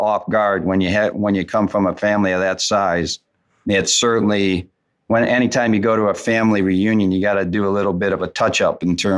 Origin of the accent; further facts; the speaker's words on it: Wisconsin, United States; I was born and raised in Wisconsin.